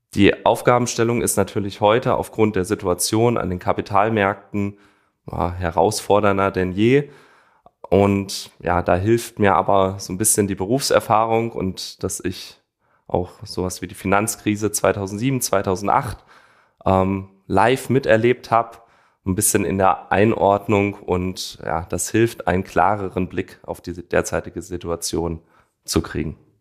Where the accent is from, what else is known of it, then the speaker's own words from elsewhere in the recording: Frankfurt am Main, Hesse, Germany; also born or lived in East Westphalia; ich bin gebürtiger Frankfurter mit Wurzeln in der ostwestfälischen Region